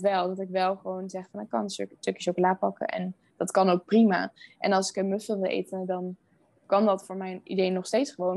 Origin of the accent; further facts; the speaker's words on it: Veldhoven, North Brabant, Netherlands; moved away as an adult; now in Rotterdam, Netherlands; Ik kom uit Veldhoven, dat ligt uh, eh, dichtbij Eindhoven